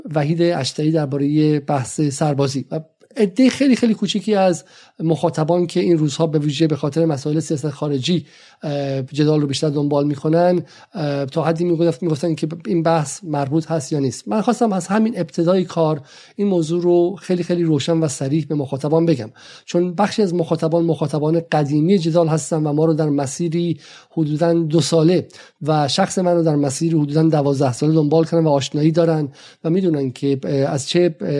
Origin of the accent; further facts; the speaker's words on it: Iran; now in United Kingdom; به عنوان یک ایرانی که در انگلیس زندگی میکنه